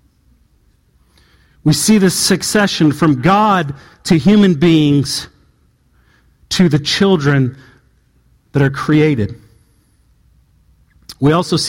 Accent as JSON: {"language": "English", "region": "Southern California", "country": "United States", "tie": "born or raised there", "moved": "yes", "said": "where I grew up in Southern California"}